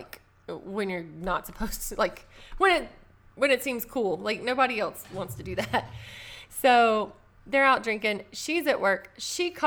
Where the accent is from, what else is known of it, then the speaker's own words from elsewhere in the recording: the South, United States; accent: southern; With my southern accent